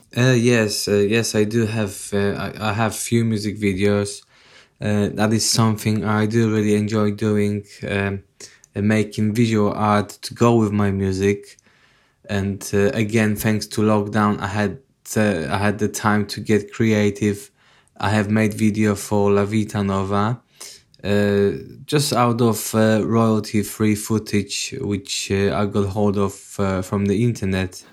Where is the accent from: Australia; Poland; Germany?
Poland; moved away; I'm originally from Poland